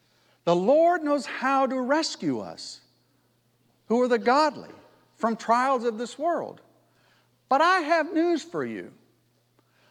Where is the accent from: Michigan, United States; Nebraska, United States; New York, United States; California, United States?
California, United States; also born or lived in Menifee, California; I'm from California